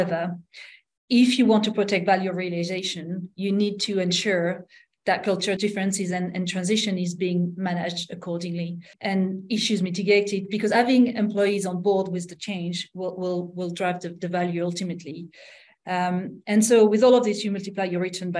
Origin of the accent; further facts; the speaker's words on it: France; accent: French; English is a second language; now in United Kingdom; I was hired because I was French. You can hear it from my accent